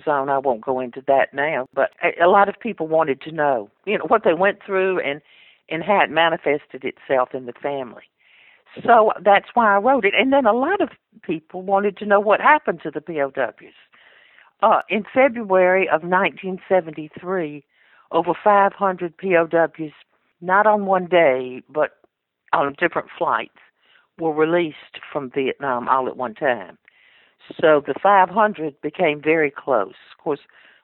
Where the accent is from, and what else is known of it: Montgomery, Alabama, United States; born or raised there; accent: Southern; also born or lived in Nashville, Tennessee